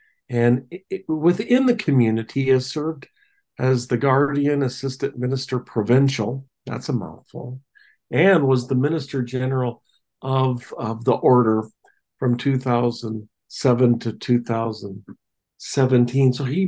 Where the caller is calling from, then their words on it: Roslyn, Washington, United States; Cascade Mountains in a little town called Roslyn, where Northern Exposure was filmed.